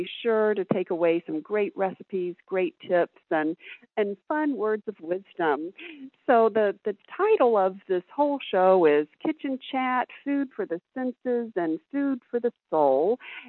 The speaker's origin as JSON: {"language": "English", "region": "Alabama", "country": "United States", "tie": "born or raised there", "accent": "Southern", "moved": "yes", "lives_now": "Chicago, United States", "said": "I grew up in the heart of Dixie in Alabama. Mm-hmm. And so I might slip into my Southern accent and even say a few y'alls today from Chicagoland."}